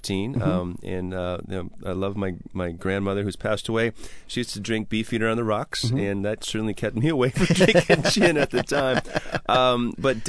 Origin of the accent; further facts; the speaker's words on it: Wisconsin, United States; I'm from Wisconsin as well